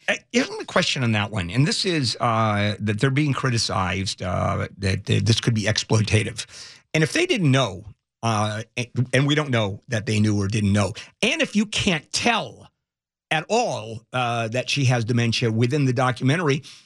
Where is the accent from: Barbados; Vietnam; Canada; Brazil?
Brazil; moved away; I, I come from Brazil